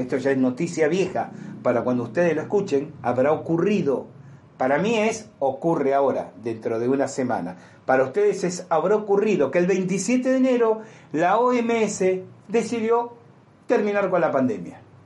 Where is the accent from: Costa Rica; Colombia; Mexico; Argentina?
Argentina; yo tengo los años suficientes para haber vivido en mi país la tragedia que fueron Montoneros y el ERP